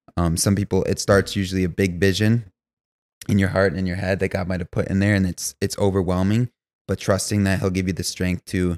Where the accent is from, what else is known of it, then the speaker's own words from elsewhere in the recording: Grand Rapids, Michigan, United States; born and raised in Grand Rapids, Michigan